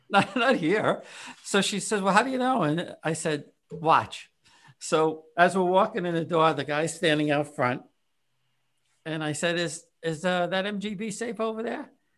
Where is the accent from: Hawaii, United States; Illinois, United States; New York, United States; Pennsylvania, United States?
New York, United States; New York City; also born or lived in Whitestone / College Point / Corona; But we were in Corona. I was born in Whitestone, and then eventually we moved to College Point